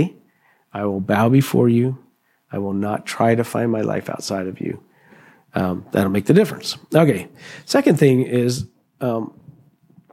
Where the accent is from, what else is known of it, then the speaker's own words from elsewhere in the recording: Pennsylvania, United States; I was raised in Pennsylvania